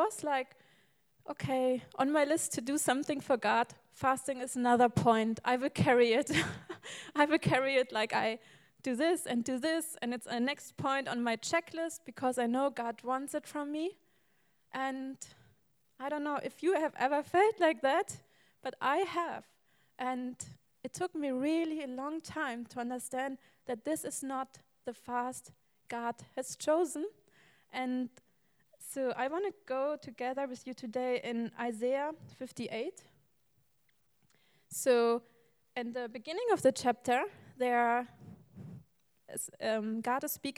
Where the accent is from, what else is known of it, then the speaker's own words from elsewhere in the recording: Germany; English is a second language; moved away; I come not from America, I'm from Germany.